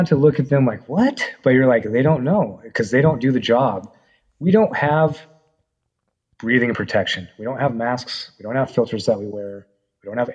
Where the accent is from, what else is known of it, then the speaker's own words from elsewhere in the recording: Paradise / Susanville area, California, United States; that was my hometown